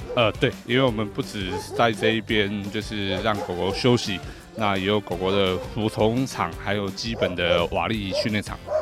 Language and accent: Chinese; Taiwan; 我们台湾这边